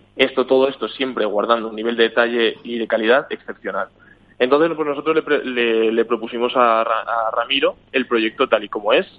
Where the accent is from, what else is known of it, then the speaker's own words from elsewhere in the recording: Spain; now in Sweden; yo soy de España